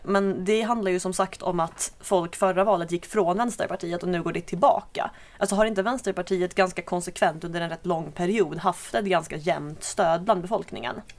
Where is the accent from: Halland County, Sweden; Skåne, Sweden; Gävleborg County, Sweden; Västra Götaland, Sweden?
Skåne, Sweden; jag kommer väl inte från Landskrona, bara från grannkommunen